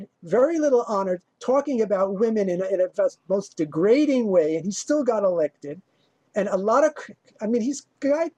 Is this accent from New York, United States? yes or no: yes; South Shore, Long Island, New York, United States; I came from the South Shore, more middle class, poorer community.